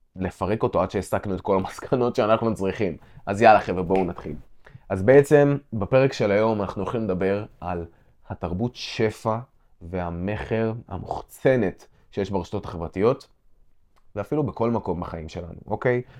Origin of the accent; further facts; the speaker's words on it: Israel; גדלתי במושב